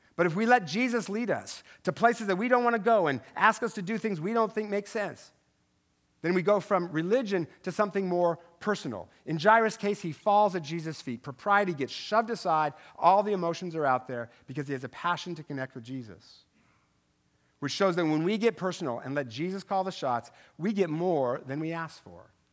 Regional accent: Tri-Cities, Washington, United States; moved away; I'm from over there, okay? I know, I'm from the Tri City

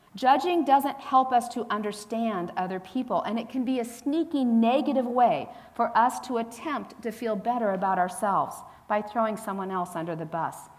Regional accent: Hillsborough, California, United States; moved away; When I was growing up in the San Francisco Bay Area, I didn't really grow up in the city, though my mother did. I'd say I was from the Bay Area

